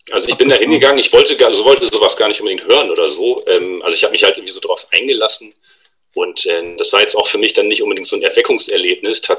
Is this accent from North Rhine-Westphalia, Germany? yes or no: no; Varel, Lower Saxony, Germany; Ähm, das ist eine kleine Stadt, die nennt sich Farel. Äh, die liegt zwischen Oldenburg und Wilhelmshaven. Ziemlich genau in der Mitte am Jadebusen.